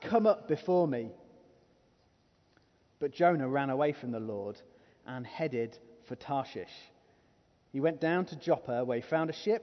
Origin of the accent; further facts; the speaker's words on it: England, United Kingdom; If we're from England